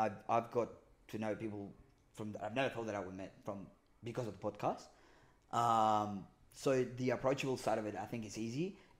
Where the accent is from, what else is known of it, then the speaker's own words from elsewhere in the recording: Chile; English is a second language; moved away as an adult; now in Australia; I'm from Chile. I speak Espanol.